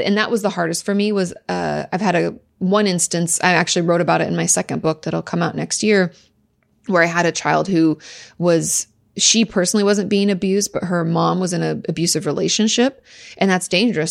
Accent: near Olympia, Southwest Washington, United States; In Washington State, in Southwest Washington, just outside of, uh, Olympia

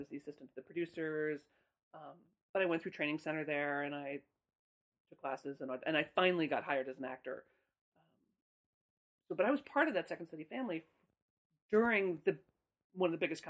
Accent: Chicago, Illinois, United States; moved away as an adult; also born or lived in Santa Cruz, California; I grew up in Chicago. Spent my first year of college at UC Santa Cruz and then came back to Chicago and was at Northwestern.

